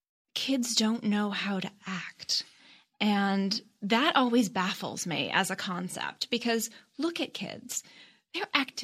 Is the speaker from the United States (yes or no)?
no; Toronto, Ontario, Canada; So I lived in the suburbs of Toronto, and I was with my parents at a farmer's market